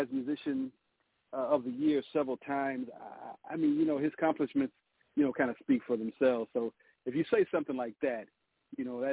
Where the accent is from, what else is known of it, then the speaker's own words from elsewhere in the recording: Detroit, Michigan, United States; I'm from the city called Motown, Detroit, Michigan. That's where I'm